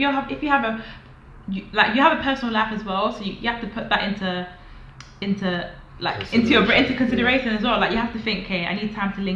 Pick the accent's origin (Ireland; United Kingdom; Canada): United Kingdom; London; moved away as an adult; now in Manchester, United Kingdom; I'm in Manchester, but I'm from London.